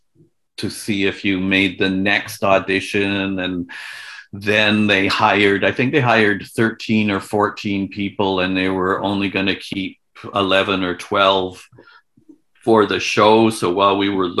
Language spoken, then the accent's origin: English; Victoria, British Columbia, Canada; moved away as an adult; also born or lived in Edmonton / Toronto; I was born in Victoria, BC, where I now am.